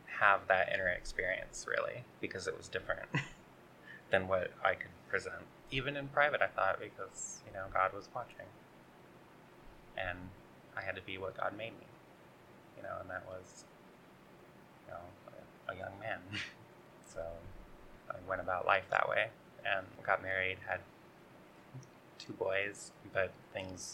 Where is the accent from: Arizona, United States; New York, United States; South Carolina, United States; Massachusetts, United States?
Arizona, United States; Sunflower; We grew up rural in Sunflower, Arizona